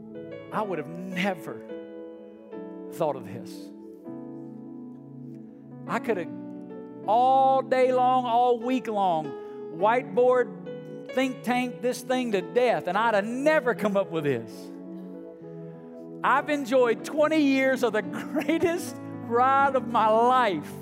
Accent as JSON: {"language": "English", "region": "Alabama", "country": "United States", "moved": "as an adult", "lives_now": "Las Vegas, United States", "said": "I'm originally from Alabama"}